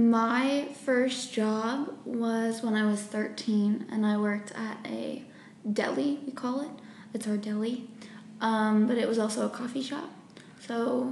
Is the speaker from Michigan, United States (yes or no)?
yes; Beaver Island, Michigan, United States; I'm from Beaver Island, which is on the top, like, left quadrant of the Michigan hand in the water. And it's super fascinating, but it's really tiny